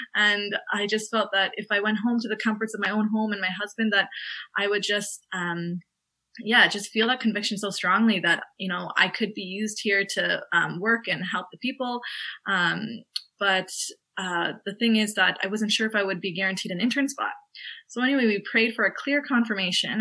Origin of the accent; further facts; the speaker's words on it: Canada; moved away as an adult; now in Limerick, Ireland; I'm a Canadian uh, medical student who's studying in Ireland